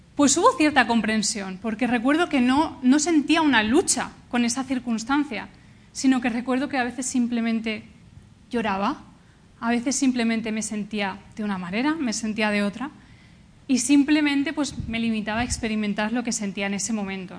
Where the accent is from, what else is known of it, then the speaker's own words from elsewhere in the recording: Valencia, Valencian Community, Spain; also born or lived in Canada; yo vengo de Valencia